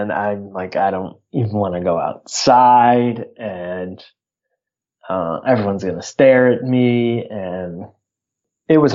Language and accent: English; United States; I'm American